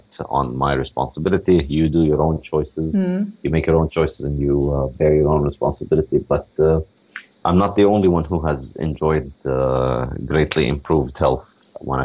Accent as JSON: {"language": "English", "town": "Ramallah", "region": "West Bank", "country": "Palestine", "tie": "born or raised there", "also_born_or_lived": "New York, United States", "moved": "as an adult", "lives_now": "Beirut, Lebanon", "said": "originally I grew up in Ramallah in the West Bank in Palestine"}